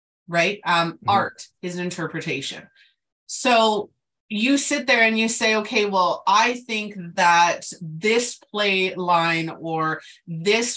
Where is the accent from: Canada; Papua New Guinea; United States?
Canada; I'm Canadian